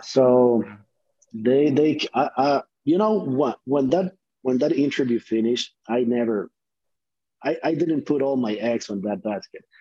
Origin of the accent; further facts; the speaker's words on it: Honduras; English is a second language; moved away as an adult; now in United States; I'm from Honduras